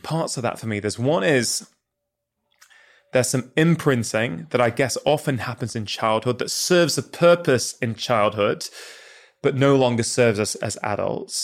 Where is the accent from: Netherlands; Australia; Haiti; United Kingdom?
United Kingdom; as a kid growing up in the U K